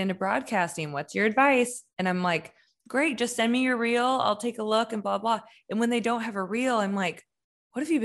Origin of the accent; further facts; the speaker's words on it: Kansas City, United States; I grew up in Kansas City. That's where we live now.